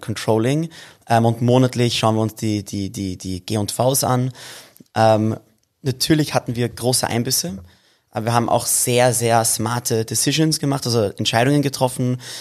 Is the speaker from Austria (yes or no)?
yes; Vienna, Austria; wir sind in Wien geboren und groß geworden. Also Wien ist, ist schon mein Zuhause